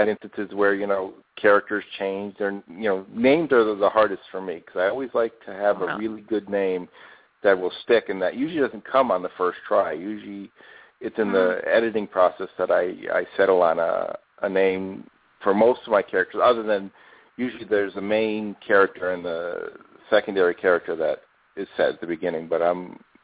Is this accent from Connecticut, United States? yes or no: yes; Bridgeport, Connecticut, United States; now in Phoenix, United States; where I grew up in Bridgeport, Connecticut.